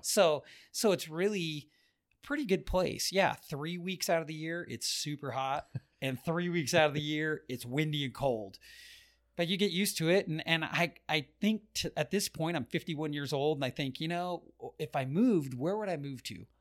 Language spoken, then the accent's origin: English; Orange County, California, United States; moved away as an adult; now in Las Vegas, United States; born and raised in Orange County